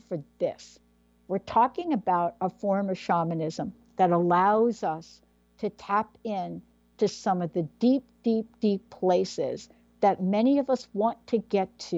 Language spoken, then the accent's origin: English; New York City, New York, United States; I'm a girl from the Bronx. As a matter of fact, I'm from District 14 in the Bronx. I went to PS 14.